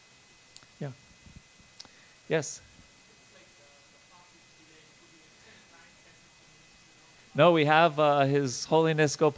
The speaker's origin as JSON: {"language": "English", "area": "Long Island", "region": "New York", "country": "United States", "tie": "born or raised there", "said": "I grew up on Long Island, New York"}